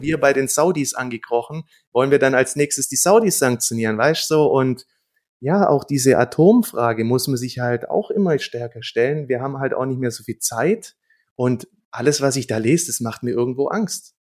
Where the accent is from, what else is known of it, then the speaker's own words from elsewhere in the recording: Germany; bei uns in Deutschland